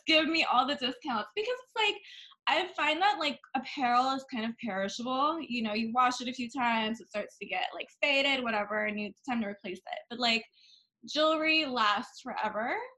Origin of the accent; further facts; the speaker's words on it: Bangkok, Thailand; now in United States; I was born and raised in Bangkok